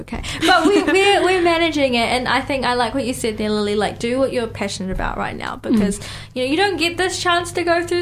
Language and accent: English; New Zealand; I was born here